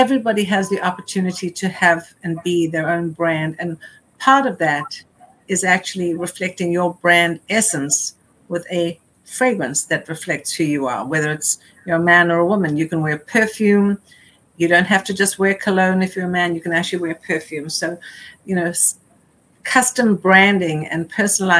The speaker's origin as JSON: {"language": "English", "country": "South Africa", "tie": "born or raised there", "moved": "yes", "said": "growing up in South Africa"}